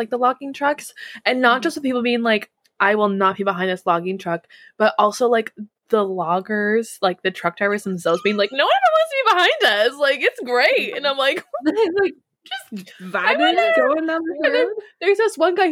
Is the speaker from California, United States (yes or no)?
yes; Southern California, United States; also born or lived in New England / Washington State; now in Washington, United States; growing up in Southern California